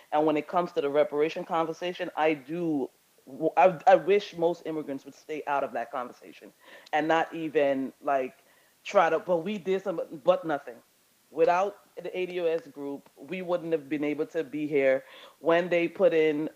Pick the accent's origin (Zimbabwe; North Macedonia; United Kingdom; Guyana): Guyana; also born or lived in Brazil; now in United States; I grew up in Guyana and I grew up in Brazil, and then I came to the States.